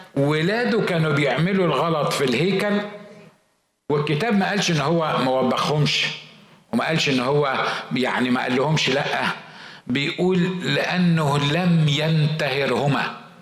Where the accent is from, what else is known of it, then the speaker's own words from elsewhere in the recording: Egypt; عندنا في مصر في الشرق الاوسط